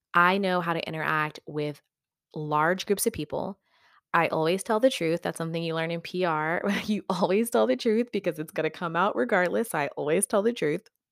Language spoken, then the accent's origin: English; West Texas, United States; now in Southern California, United States; I'm from West Texas, and I am really happy that that's where I grew up